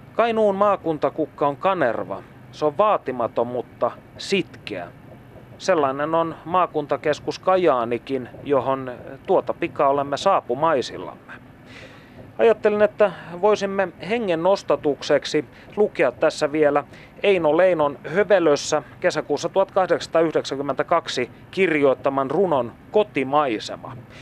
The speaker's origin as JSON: {"language": "Finnish", "town": "Kokkola", "region": "Central Ostrobothnia", "country": "Finland", "tie": "born or raised there", "said": "olen syntynyt Kokkolassa"}